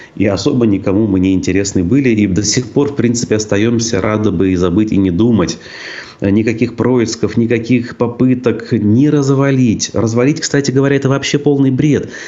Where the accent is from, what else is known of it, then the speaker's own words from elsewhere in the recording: Tyumen Oblast, Khanty-Mansi Autonomous Okrug, Russia; moved away; в детстве я рос э, в Хандамасийском округе Тюменской области